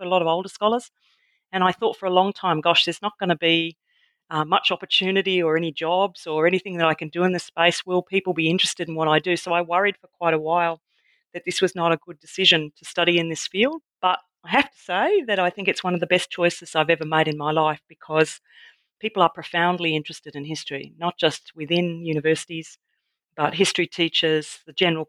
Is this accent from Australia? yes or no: yes; Tasmania, Australia; also born or lived in Victoria; now in Adelaide, Australia; I was born in Victoria but raised in Tasmania